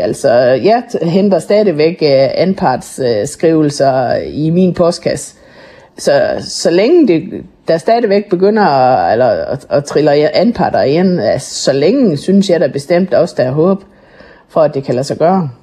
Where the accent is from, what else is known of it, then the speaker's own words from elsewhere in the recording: Jutland, Denmark; vi er sindige jyder